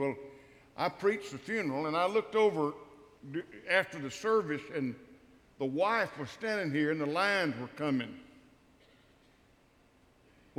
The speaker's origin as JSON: {"language": "English", "town": "Starkville", "region": "Mississippi", "country": "United States", "tie": "born or raised there", "said": "I grew up in Starkville, Mississippi"}